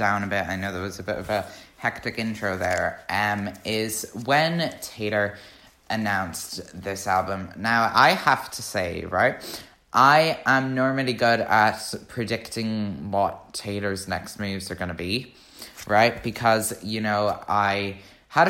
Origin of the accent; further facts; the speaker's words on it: Ireland; I'm an Irish Swiftie